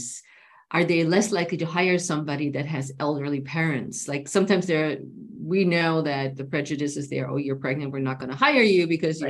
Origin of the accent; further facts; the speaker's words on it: Germany; now in United States; I'm from Germany